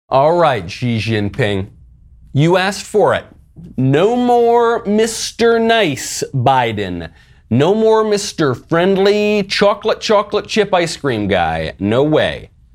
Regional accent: New York, United States; I was born and raised in New York

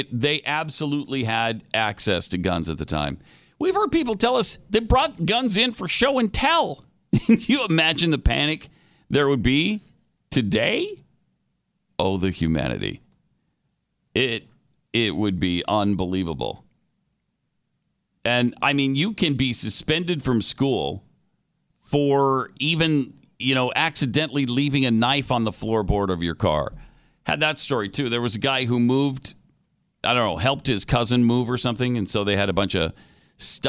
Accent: Helena, Montana, United States; I grew up in Montana on the mean streets of Helena, Montana

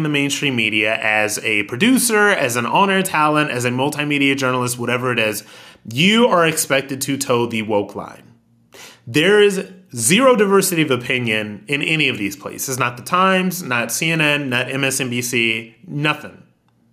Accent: United States; as American

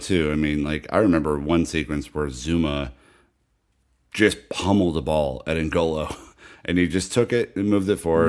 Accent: United States; me being an American

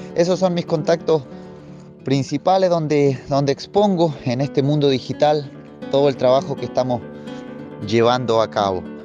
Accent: Puerto Ingeniero Ibáñez, Aysén, Chile; soy originario de Chile, de la Patagonia, de la región de Aysén, décima primera región de Aysén

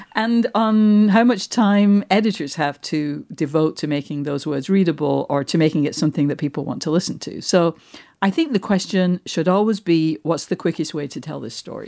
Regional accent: Manchester, North West England, United Kingdom; moved away; I'm from Manchester.

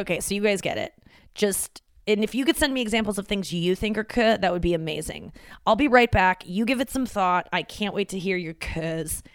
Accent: St. Louis, Missouri, United States; moved away; my hometown.

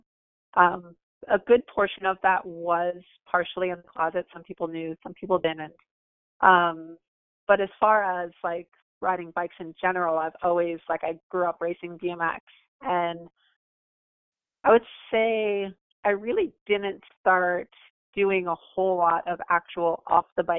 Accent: Lake Park, Florida, United States; also born or lived in Orlando, Florida; I grew up in Lake Park, Florida, the West Palm Beach area. I've lived here more or less my whole life.

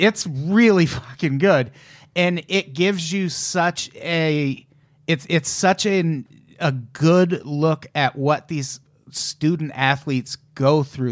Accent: Illinois, United States; I'm from Illinois

